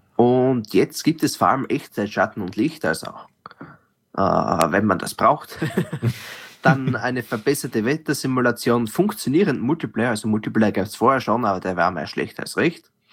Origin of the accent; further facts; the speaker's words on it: Austria; als Österreicher